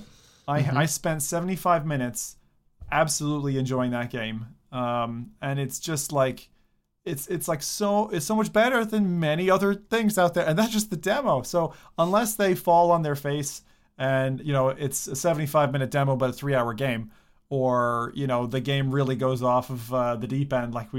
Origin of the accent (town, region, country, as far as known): United States; also born or lived in Alaska